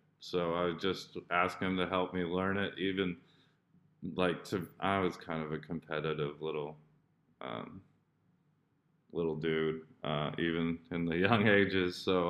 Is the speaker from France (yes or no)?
no; Indonesia; also born or lived in United States; I grew up in Indo too, so, but I am also American, so.